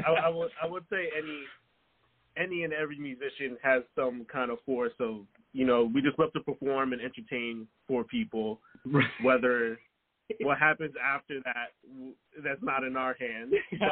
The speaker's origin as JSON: {"language": "English", "region": "upstate New York", "country": "United States", "tie": "born or raised there", "moved": "as an adult", "lives_now": "Los Angeles, United States"}